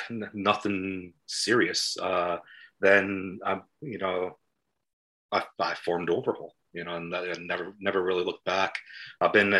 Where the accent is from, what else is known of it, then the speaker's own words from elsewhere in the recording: Los Angeles, California, United States; now in Millport, United Kingdom; I grew up in Los Angeles, I grew up in my grandparents' house